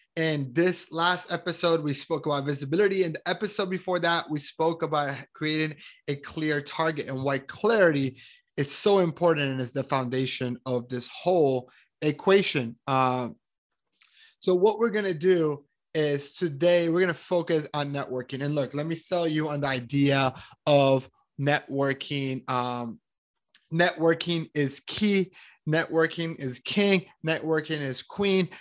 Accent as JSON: {"language": "English", "country": "Colombia", "said": "I am from Colombia. I'm super proud of me being Colombian"}